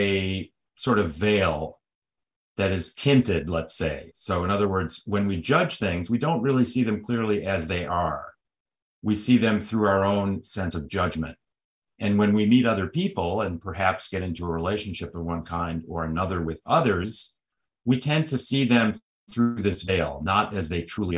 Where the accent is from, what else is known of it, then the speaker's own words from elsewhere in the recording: Chicago, Illinois, United States; moved away as an adult; now in California, United States; I'm originally from Chicago, a city that's often compared to Toronto